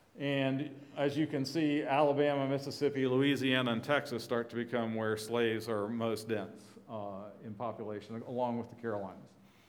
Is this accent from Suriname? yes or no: yes; Suriname; born there; Dick mentioned I was born in Suriname. The arrow that says, I don't know if you can see it, Dutch Guianas, that's where I was born, and my parents were missionaries among escaped African slaves, not native South Americans.